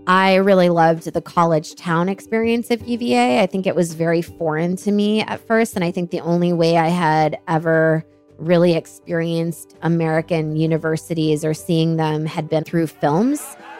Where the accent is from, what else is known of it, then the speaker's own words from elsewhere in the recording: Islamabad, Islamabad Capital Territory, Pakistan; a very privileged upbringing in Pakistan and a very bubbled upbringing. Growing up in Islamabad, our mom wanted us to move to Islamabad because it was safe.